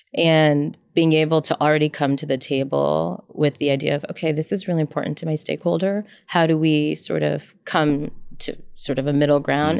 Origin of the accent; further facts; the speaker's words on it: United States; I was born in the States.